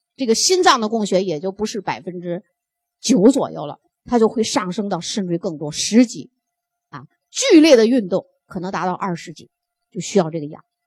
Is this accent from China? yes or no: yes; China; 所以我们中国人，我们最好的血压